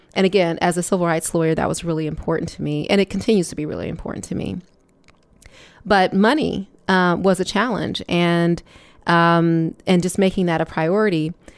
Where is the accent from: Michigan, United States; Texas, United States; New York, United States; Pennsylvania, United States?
Michigan, United States; Detroit; moved away as an adult; also born or lived in Chicago; I am from Detroit, Michigan, and, um, returning to Michigan after leaving in nineteen ninety-four